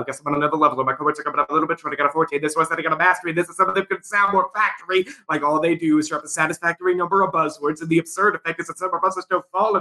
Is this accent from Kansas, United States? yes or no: yes; Leavenworth, Kansas, United States; also born or lived in Topeka, Kansas; I'm initially from Leavenworth, Kansas. I grew up right outside of Lansing Prison